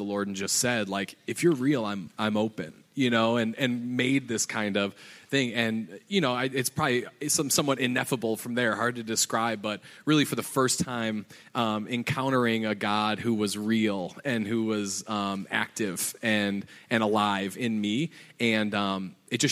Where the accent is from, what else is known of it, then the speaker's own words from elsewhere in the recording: Chicago, Illinois, United States; I'm from Chicago, grew up in the suburbs of Chicago